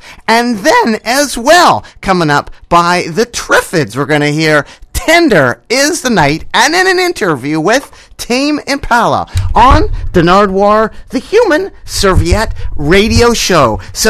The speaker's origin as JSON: {"language": "English", "town": "Vancouver", "region": "British Columbia", "country": "Canada", "tie": "born or raised there", "said": "my hometown, Vancouver, British Columbia, Canada"}